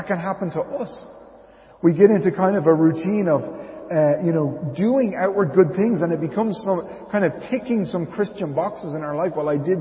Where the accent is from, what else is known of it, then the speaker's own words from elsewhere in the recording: Dublin, Leinster, Ireland; moved away as an adult; also born or lived in Arklow; when we first moved to Arklow back in 2008, and I was from Dublin.